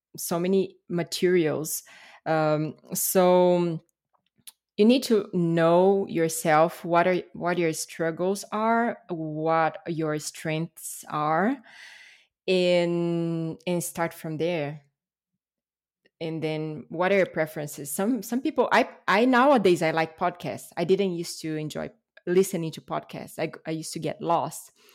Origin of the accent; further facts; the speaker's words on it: Brasília, Federal District, Brazil; English is a second language; moved away; I was born and raised in Brasília, which is the capital of Brazil